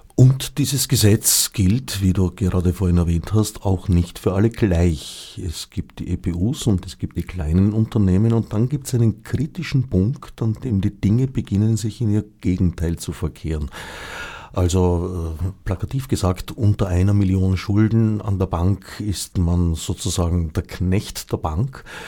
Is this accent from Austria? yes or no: yes; Austria; also born or lived in Switzerland; indem ich eine Zeit lang als Österreicher in der Schweiz